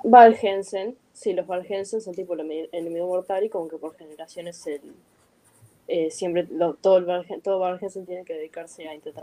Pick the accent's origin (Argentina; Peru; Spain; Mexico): Argentina